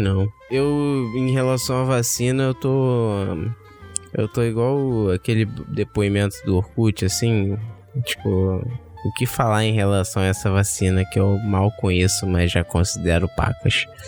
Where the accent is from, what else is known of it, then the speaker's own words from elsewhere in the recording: Rio de Janeiro, Brazil; a gente é carioca